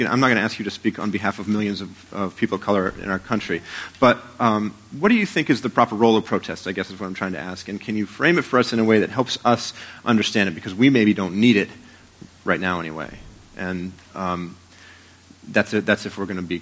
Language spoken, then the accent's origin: English; Portland, Maine, United States; now in Rochester, United States; In my hometown of Portland, Maine